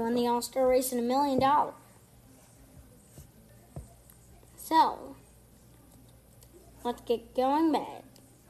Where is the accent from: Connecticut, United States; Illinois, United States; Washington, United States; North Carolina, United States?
North Carolina, United States; Charlotte; If you live in Charlotte, North Carolina, where I live